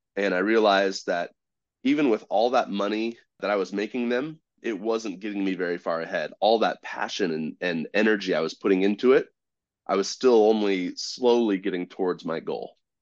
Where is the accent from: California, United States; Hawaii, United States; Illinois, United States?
California, United States; Southern; I grew up in Southern California, but not in the pretty part